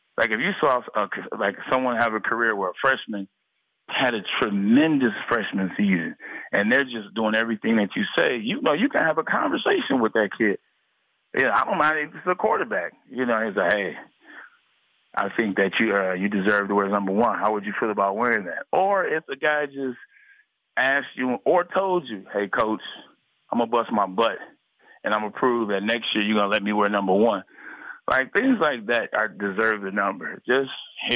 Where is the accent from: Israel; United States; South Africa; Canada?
United States; Detroit, Michigan; I grew up in Detroit